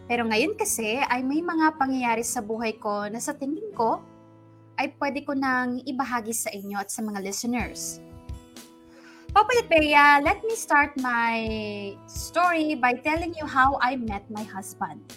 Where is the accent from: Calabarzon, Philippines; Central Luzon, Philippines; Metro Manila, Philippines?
Central Luzon, Philippines; now in Las Piñas, Philippines; I'm originally from Bulacan, pero right now, based ako dito sa Las Piñas.